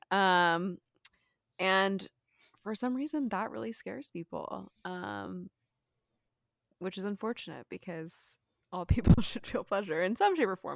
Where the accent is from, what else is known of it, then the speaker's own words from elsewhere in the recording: Texas, United States; moved away; I'm originally from Texas